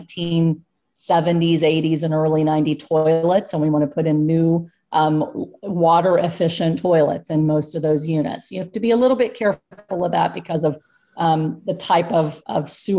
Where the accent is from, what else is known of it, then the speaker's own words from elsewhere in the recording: Texas, United States; now in Pennsylvania, United States; I'm from Texas